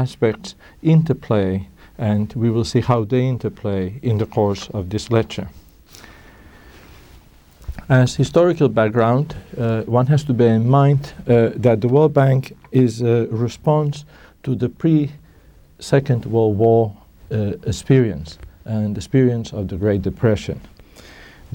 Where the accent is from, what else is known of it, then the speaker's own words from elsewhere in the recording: Spain; moved away; I'm originally from Spain